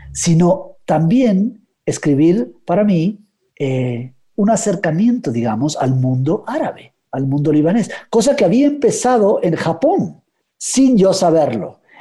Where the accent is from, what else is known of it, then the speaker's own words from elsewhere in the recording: Guatemala; pero cuando voy a Guatemala, de pronto cambia mi acento un poco, cambio el español, empiezo a hablar de voz, ¿no?